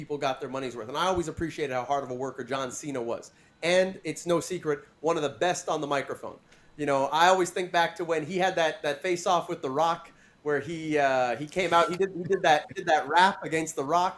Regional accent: Canada; as a Canadian

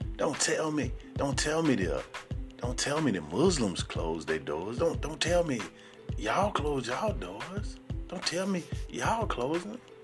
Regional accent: Sarasota, Florida, United States; I'm from Sarasota, Florida

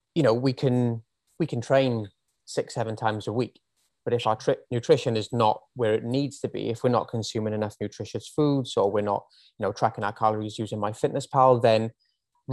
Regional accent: Wales, United Kingdom; moved away as an adult; now in Australia; I am from Wales originally. If you didn't already pick up on the accent

